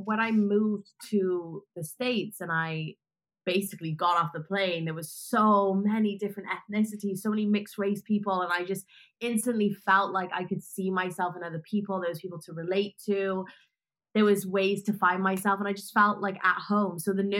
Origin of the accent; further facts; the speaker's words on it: Wales, United Kingdom; moved away as an adult; now in Los Angeles, United States; I grew up in Wales and I was kind of feeling alienated because there was just a lot of white people. And growing up mixed race at the time, there wasn't so many mixed race people where I was, and also not being like Asian and white.